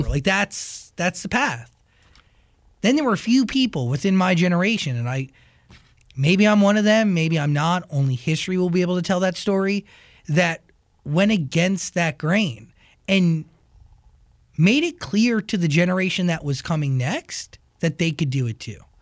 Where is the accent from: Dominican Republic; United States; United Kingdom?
United States; I grew up right outside of Manhattan. I grew mm-hmm. up 25 miles outside of it